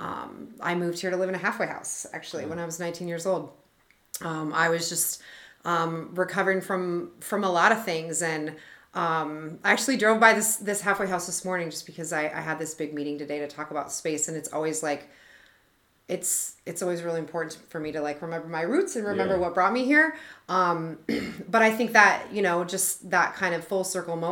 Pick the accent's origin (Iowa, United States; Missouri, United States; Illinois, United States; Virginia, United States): Iowa, United States; Oskaloosa; now in Des Moines, United States; I grew up in Oskaloosa, Iowa, small town Iowa